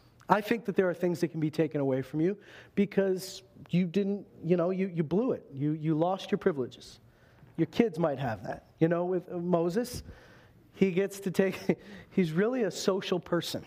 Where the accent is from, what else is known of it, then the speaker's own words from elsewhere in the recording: Canada; we're Canadian here